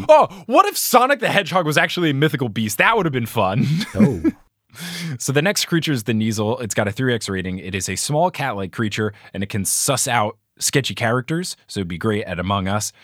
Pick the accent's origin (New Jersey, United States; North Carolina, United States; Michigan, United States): New Jersey, United States; I grew up in New Jersey